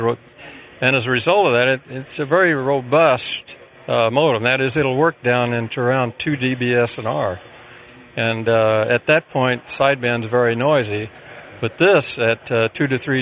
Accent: St. Louis, Missouri, United States; I'm from St. Louis

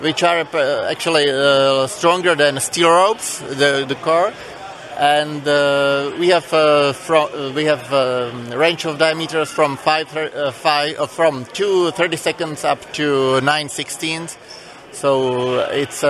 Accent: Czechia; We are from Czech Republic, and we came here for 4 months

